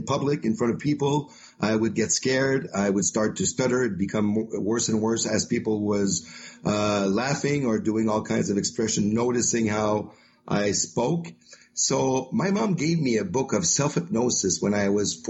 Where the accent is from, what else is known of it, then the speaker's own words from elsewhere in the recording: Quebec, Canada; accent: French; English is a second language; also born or lived in Magog, Quebec; I'm located in Quebec, Canada, the French part. So, as you can tell with my accent, I'm a French guy. I speak French every day, all day.